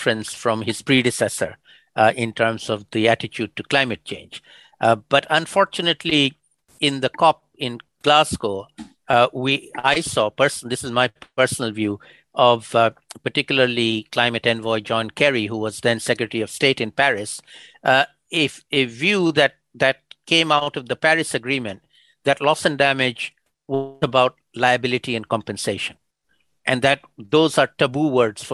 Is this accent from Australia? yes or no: no; Bangladesh; also born or lived in London, United Kingdom; I returned to Bangladesh, my home country